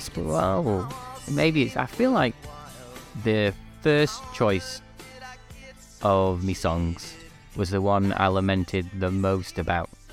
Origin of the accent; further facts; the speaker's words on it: Manchester, North West England, United Kingdom; also born or lived in Liverpool; I'm from, uh, England, Northwest England, specifically originally Manchester, um, and then moved to Liverpool for university